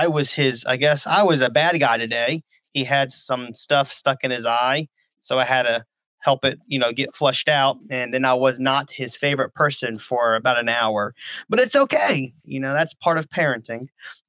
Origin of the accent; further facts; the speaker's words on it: Baton Rouge, Louisiana, United States; I was born in Baton Rouge, Louisiana.